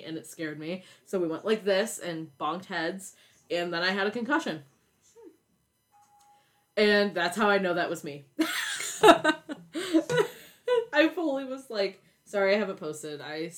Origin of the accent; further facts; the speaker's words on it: Pennsylvania, United States; we're from Pennsylvania